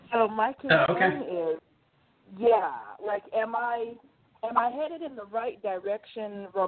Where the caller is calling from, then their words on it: Oregon, United States; I'm calling you from Oregon.